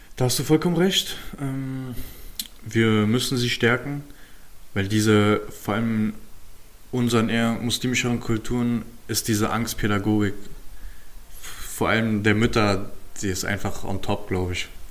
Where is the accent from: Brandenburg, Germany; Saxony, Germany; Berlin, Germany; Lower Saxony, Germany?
Berlin, Germany; ich bin halt mit 10 aus dem Wedding nach Köpenick gezogen